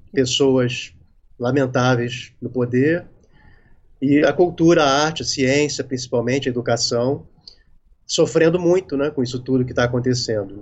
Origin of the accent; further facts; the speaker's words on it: Rio de Janeiro, Brazil; also born or lived in Recife / São Paulo; now in Lumiar, Brazil; moro no Rio desde que eu nasci, praticamente